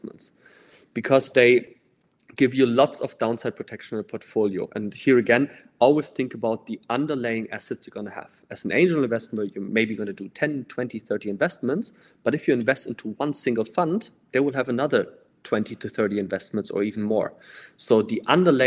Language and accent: English; Denmark; I'm from Denmark